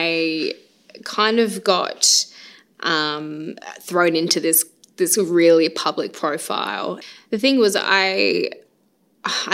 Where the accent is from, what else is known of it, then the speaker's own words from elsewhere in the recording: Carnarvon, Western Australia, Australia; I was actually born on Yamaji country in Carnarvon, so I guess my country always kind of brings me back to Carnarvon.